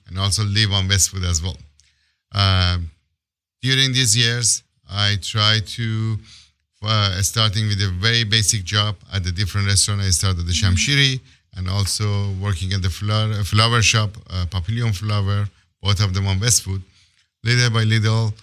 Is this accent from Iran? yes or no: yes; Iran; moved away as an adult; now in Los Angeles, United States; I came here late 2000 from Iran as a political asylum.